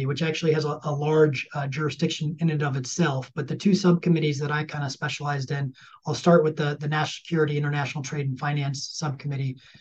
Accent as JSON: {"language": "English", "area": "Ozaukee County", "region": "Wisconsin", "country": "United States", "tie": "born or raised there", "moved": "as an adult", "lives_now": "Washington, D.C., United States", "said": "my home county of Ozaukee County."}